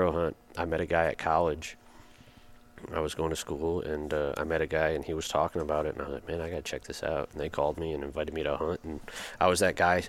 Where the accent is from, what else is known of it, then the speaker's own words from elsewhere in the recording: Michigan, United States; I grew up in Michigan